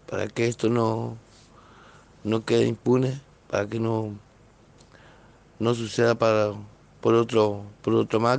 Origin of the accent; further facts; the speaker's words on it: Villa Ángela, Chaco, Argentina; Buenas tardes, eh … de Villa Ángela, Chaco.